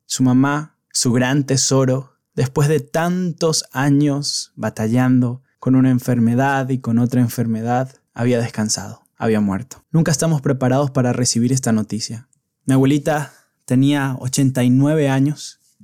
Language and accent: Spanish; San Cristóbal, Táchira, Venezuela; moved away as an adult; San Cristóbal, mi ciudad natal